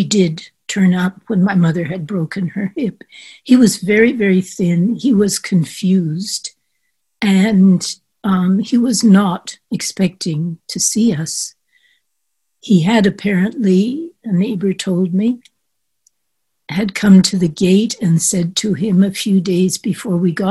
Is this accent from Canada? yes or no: yes; Canada; moved away as an adult; also born or lived in France; growing up in Canada